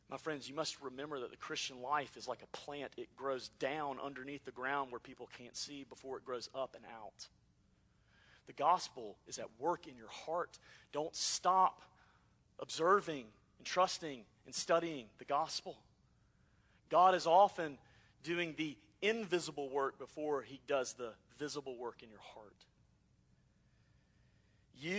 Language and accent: English; Alabama, United States; I'm from Alabama